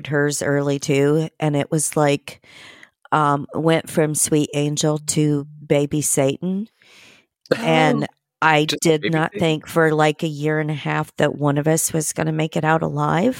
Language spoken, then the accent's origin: English; Terre Haute, Indiana, United States; moved away as an adult; I'm from Terre Haute